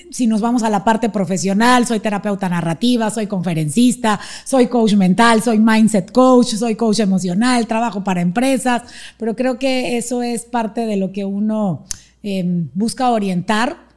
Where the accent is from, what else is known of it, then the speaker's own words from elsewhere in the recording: Panama; born there; Nací en Panamá.